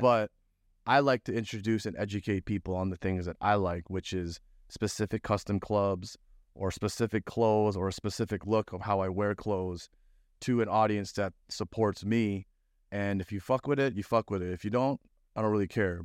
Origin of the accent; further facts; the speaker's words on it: Toronto, Ontario, Canada; moved away; also born or lived in Florida; I'm from Toronto